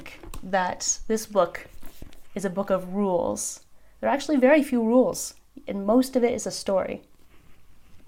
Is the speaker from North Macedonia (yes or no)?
no; United States; moved away as an adult; now in Turkey; I was born in America, but Turkey has been the home to my family and me for the last 10 years.